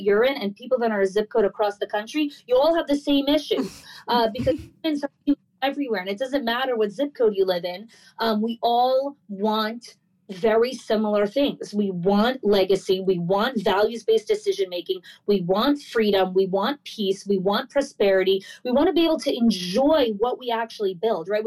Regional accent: New Jersey, United States; moved away as an adult; also born or lived in New York; now in Florida, United States; I grew up in New Jersey for the first kind of 22 years of my life

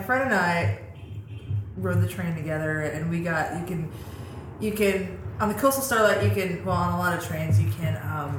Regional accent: Colorado, United States; moved away; also born or lived in Seattle; I grew up in Colorado.

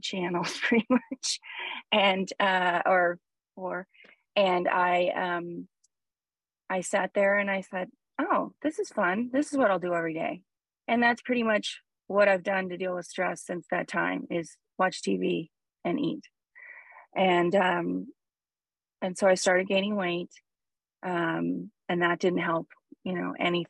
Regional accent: Huntington Beach, California, United States; I grew up in Huntington Beach, California, where Paul is now

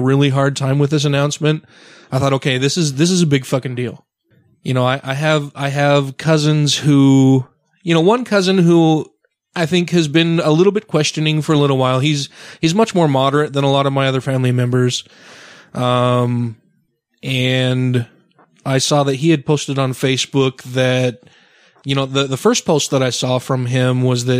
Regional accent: Utah, United States; I grew up here in Utah. I was baptized LDS. Most of my family are very, very devout LDS people.

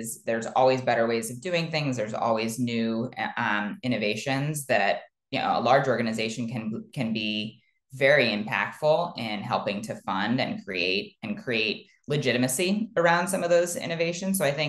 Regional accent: Ohio, United States; I grew up in the Midwest in Ohio, here in the United States

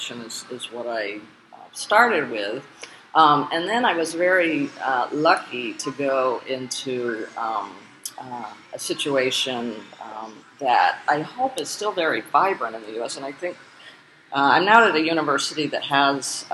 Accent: the North, United States; I was raised in the North because my dad was a college professor

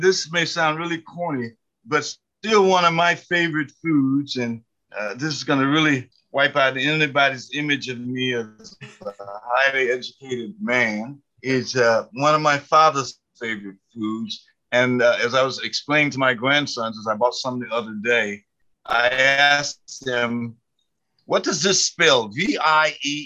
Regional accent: Lynch, Kentucky, United States; moved away as an adult; also born or lived in Lexington, Kentucky / South Bend, Indiana; now in Houston, United States; I grew up in Harlan County in Lynch.

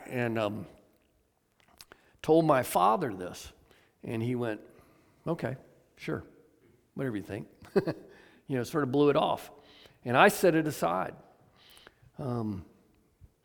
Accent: Atlanta, Georgia, United States; I was raised in Atlanta, Georgia

